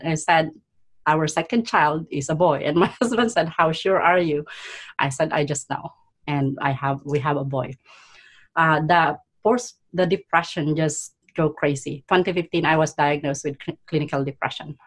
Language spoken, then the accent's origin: English; Philippines; now in Canada; I was born in poverty in the Philippines. I was the eldest of five siblings.